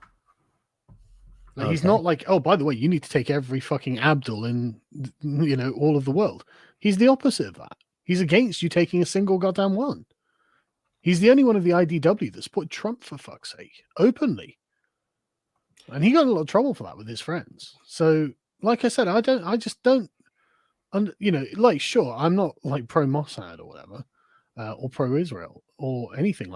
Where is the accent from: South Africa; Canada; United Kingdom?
United Kingdom; England; I would still think of myself as an Englishman first